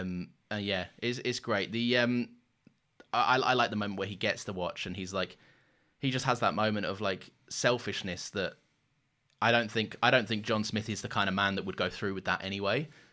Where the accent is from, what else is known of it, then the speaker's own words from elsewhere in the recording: London, United Kingdom; growing up in London